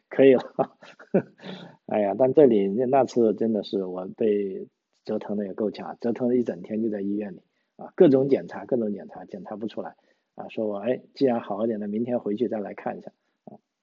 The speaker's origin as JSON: {"language": "Chinese", "region": "Guangdong", "country": "China", "moved": "as an adult", "lives_now": "Australia", "said": "我们广东人讲普通话"}